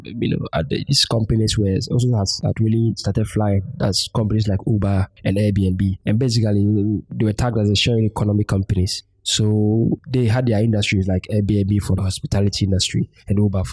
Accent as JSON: {"language": "English", "country": "Ghana", "said": "we are Ghanaians"}